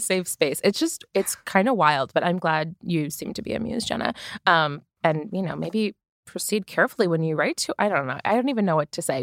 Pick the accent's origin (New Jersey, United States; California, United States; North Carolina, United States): New Jersey, United States; I am from New Jersey